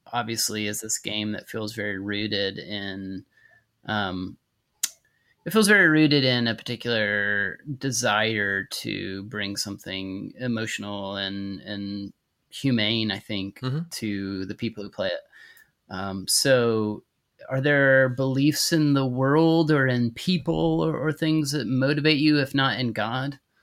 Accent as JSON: {"language": "English", "region": "Texas", "country": "United States", "tie": "born or raised there", "accent": "Texas drawl", "said": "I grew up in Texas, so I can do like the Texas draw"}